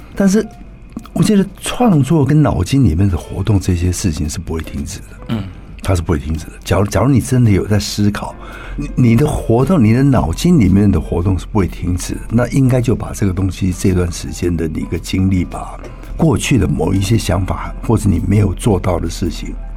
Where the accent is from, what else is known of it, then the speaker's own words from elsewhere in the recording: Taipei, Taiwan; also born or lived in Yilan; 我小时候五岁，嗯。五岁那时候我刚从宜兰搬回台北